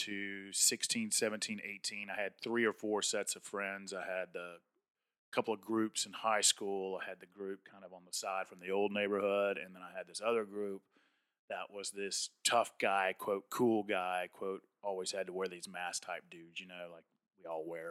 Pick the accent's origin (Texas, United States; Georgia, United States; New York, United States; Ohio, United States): Georgia, United States; Atlanta; I grew up in South Atlanta in a good blue-collar, hardworking part of the state of Georgia